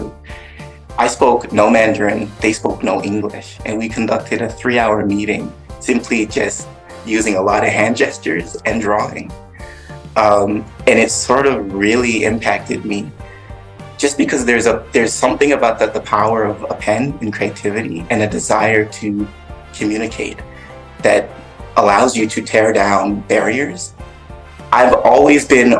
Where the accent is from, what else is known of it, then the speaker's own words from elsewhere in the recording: Toronto, Ontario, Canada; moved away; also born or lived in Atlanta; I grew up in Scarborough in Toronto, Canada.